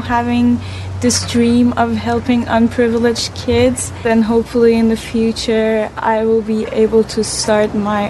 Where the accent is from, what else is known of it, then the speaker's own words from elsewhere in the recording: Iran; now in Canada; I come from Iran